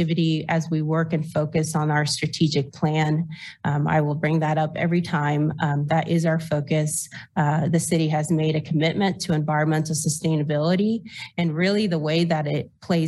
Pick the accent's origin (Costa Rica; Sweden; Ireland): Costa Rica; moved away as an adult; now in Lawrence, United States; I was born and raised in Costa Rica